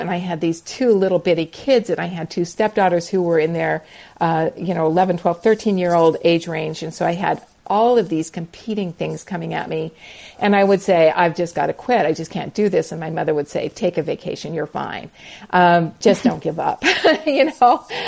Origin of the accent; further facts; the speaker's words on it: Montana, United States; now in North Carolina, United States; So I am a Montana girl. So I grew up in the Ooh. mountains of Montana.